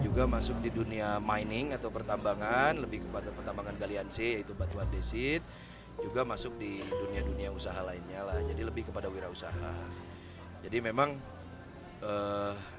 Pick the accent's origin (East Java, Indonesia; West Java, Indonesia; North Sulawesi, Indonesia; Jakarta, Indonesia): West Java, Indonesia; Sukabumi; Jadi tentunya kota dan Kabupaten Sukabumi karena saya orang Sukabumi karena terlalu cinta terhadap Kabupaten dan Kota Sukabumi ya.